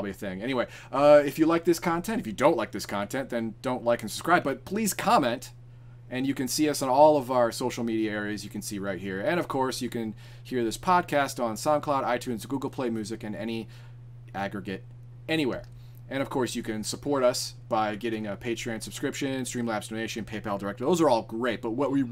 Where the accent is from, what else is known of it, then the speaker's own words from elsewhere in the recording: United States; I'm just American. I'm America.